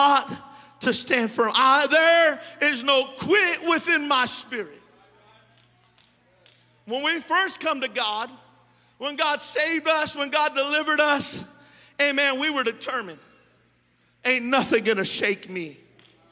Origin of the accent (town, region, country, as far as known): California, United States; born or raised there; also born or lived in Modesto